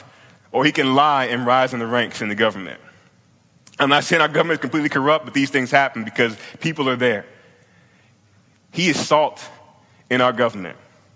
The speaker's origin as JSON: {"language": "English", "region": "Virginia", "country": "United States", "moved": "yes", "said": "I'm from Virginia, I'm from the South."}